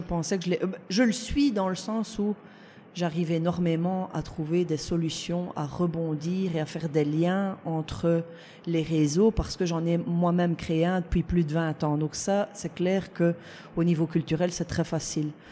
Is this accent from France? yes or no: no; La Louvière, Wallonia, Belgium; à la Louvière, on a le cinéma Stuart, qui est un petit cinéma en plein, en plein centre-ville